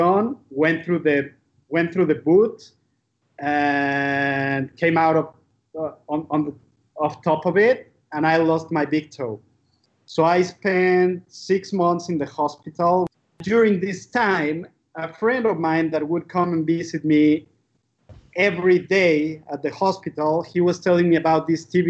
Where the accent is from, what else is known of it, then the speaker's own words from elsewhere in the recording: Mexico City, Mexico; I grew up in Mexico City